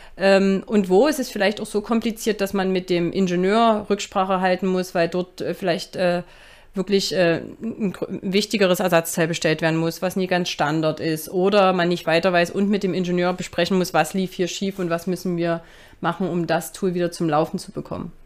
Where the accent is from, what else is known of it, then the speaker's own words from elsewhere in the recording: Dresden, Saxony, Germany; moved away as an adult; also born or lived in Stockholm; für mich war klar, Dresden ist meine Heimat